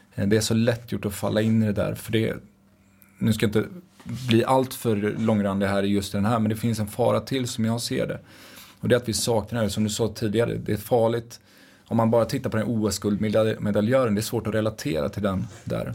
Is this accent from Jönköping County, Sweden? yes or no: no; Dals-Ed, Västra Götaland, Sweden; Jag kommer från Dalsland, från Dals Ed. Jätteliten ort där